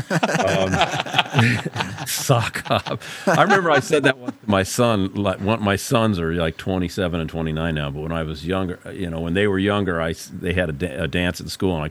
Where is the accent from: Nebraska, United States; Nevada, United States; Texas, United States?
Nebraska, United States; Omaha; moved away as an adult; also born or lived in Los Angeles / New York / Brooklyn; I'm from Omaha